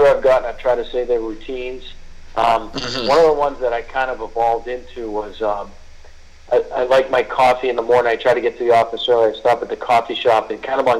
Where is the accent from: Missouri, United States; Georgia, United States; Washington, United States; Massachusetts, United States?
Massachusetts, United States; Boston; I grew up in the Boston area playing three sports